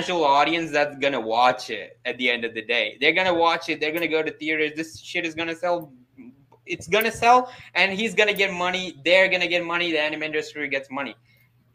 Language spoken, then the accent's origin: English; South India, India; I'm from India, man. I'm from South. I'm from the South